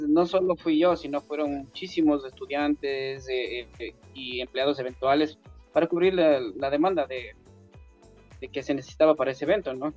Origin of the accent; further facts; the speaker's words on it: Quito, Pichincha, Ecuador; yo nací en Quito, Ecuador una familia clase media